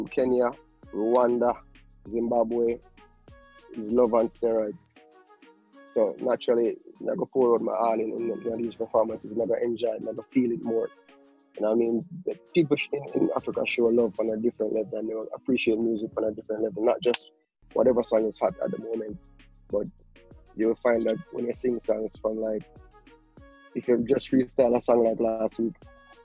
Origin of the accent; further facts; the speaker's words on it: Kingston, Jamaica; most of my childhood days was spent on a military base in Kingston, Jamaica